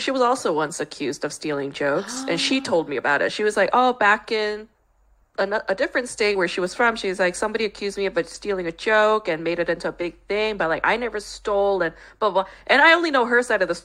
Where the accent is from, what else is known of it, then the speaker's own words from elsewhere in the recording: New York, United States; now in Los Angeles, United States; I grew up in New York